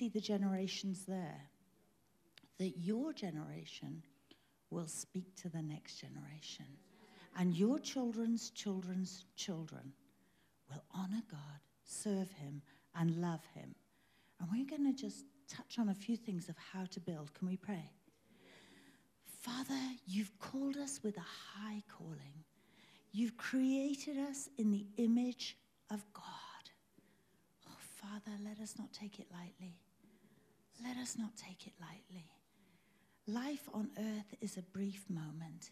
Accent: England, United Kingdom; now in South Africa; I'm British. British by birth, but I'm South African by choice. I hold a South African passport. But when I was growing up in England

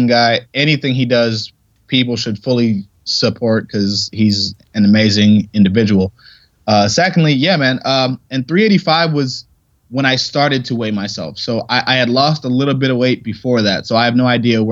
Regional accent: Ohio, United States; moved away; also born or lived in Pittsburgh

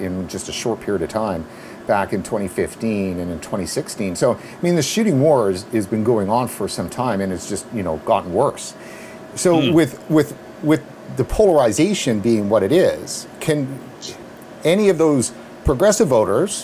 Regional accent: Canada; as a Canadian

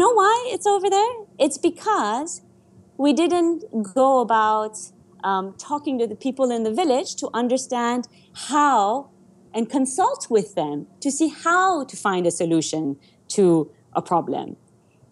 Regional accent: Ouagadougou, Centre, Burkina Faso; first language Persian; English is a second language; I was born in Ouagadougou, my brother was born in Ouagadougou, we actually had a right to be Burkinabe.

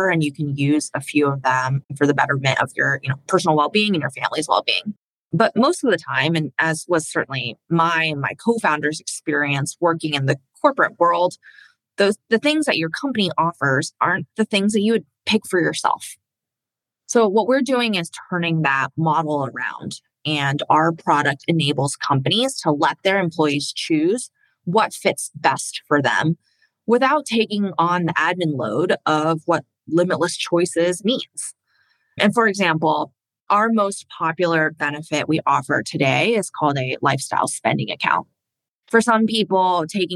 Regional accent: Indiana, United States; also born or lived in China / Philadelphia; We moved to the United States when I was 4 years old, and I spent most of my life growing up in Indiana

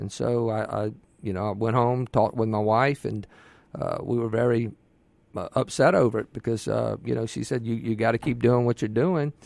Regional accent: Ocean Springs, Mississippi, United States; I'm born and raised in Mississippi. Uh, my mother is, was from Yazoo City, my father, Tupelo, and I was raised on the Mississippi Gulf Coast and Ocean Springs

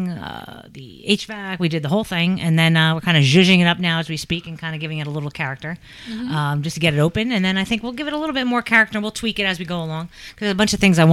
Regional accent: New York, United States; now in Kentucky, United States; I'm from New York

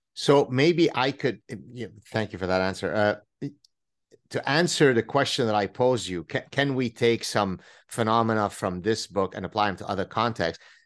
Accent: Lebanon; now in Montreal, Canada; me going through the Lebanese civil war

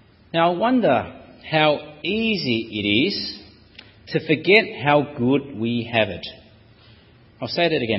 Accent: Australia; as an Australian citizen

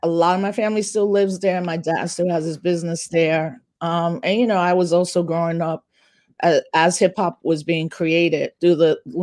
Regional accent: New York City, New York, United States; I grew up in the Bronx in the 70s

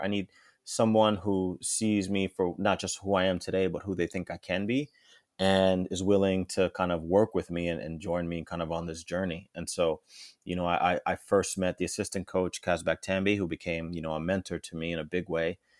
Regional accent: Englewood, New Jersey, United States; moved away as an adult; also born or lived in New York City; now in Toronto, Canada; I lived in Manhattan for a couple years and then moved, uh, up to, uh, Inglewood, New Jersey, where I spent most of my life growing up, going to school

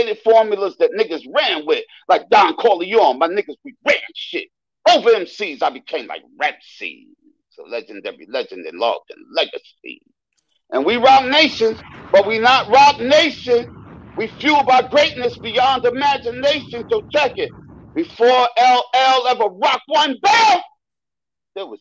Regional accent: New York City, New York, United States; also born or lived in Brooklyn; I moved to Queens from Brooklyn

